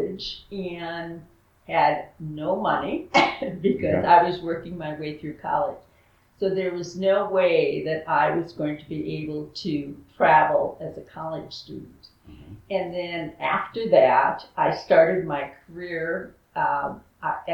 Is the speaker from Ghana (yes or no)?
no; United States; also born or lived in Duluth, Minnesota / Vero Beach, Florida; I'm from the United States.